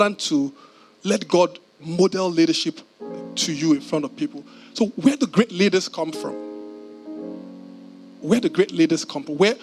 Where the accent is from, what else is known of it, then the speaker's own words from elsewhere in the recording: Nigeria; as a Nigerian